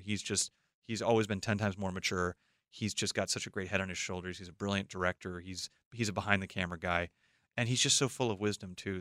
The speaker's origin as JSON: {"language": "English", "town": "Los Angeles", "region": "California", "country": "United States", "tie": "born or raised there", "said": "I grew up in Los Angeles"}